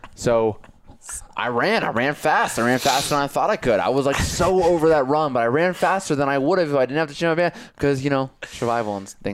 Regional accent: Connecticut, United States; moved away as an adult; also born or lived in New York City; now in Colorado, United States; I grew up in Connecticut, but I live in New York City.

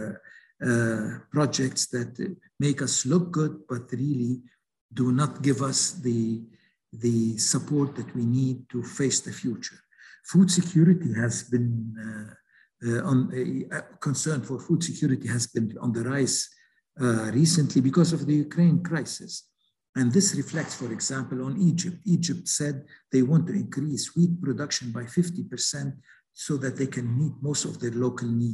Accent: Lebanon; my home country, Lebanon

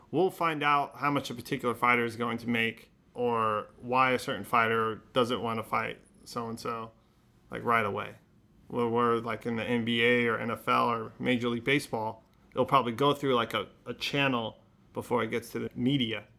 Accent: Modesto, California, United States; also born or lived in Los Angeles, United States; now in San Francisco, United States; I was born in Los Angeles, North Hollywood, and we moved to Modesto when I was, like, five years old and grew up in Modesto

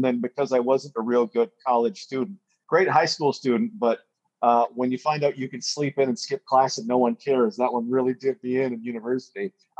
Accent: Alberta, Canada; grew up in Alberta.

